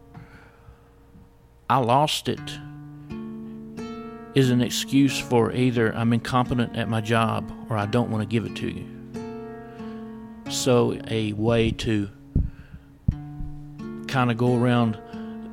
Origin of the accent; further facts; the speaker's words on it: United States; I grew up in Floyd County